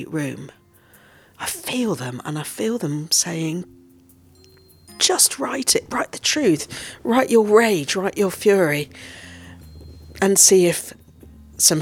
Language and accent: English; Nottingham, East Midlands, United Kingdom; moved away; also born or lived in Cornwall; I grew up in Nottingham